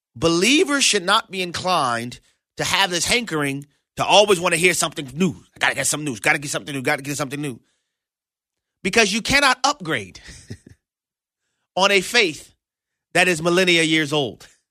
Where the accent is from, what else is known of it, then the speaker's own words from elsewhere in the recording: New Orleans, Louisiana, United States; I was born and raised in New Orleans, Louisiana